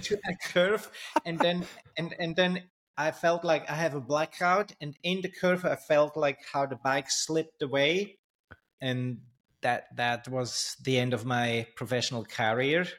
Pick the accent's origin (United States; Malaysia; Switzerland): Switzerland; also born or lived in Thailand; I grew up in Switzerland